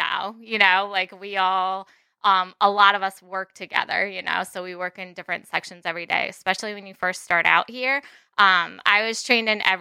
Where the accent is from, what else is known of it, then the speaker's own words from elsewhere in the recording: New Jersey, United States; moved away as an adult; now in Connecticut, United States; I'm actually from North Jersey.